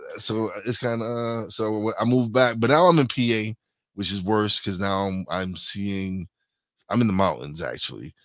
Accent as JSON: {"language": "English", "town": "New York City", "region": "New York", "country": "United States", "said": "we're from East New York, Brooklyn"}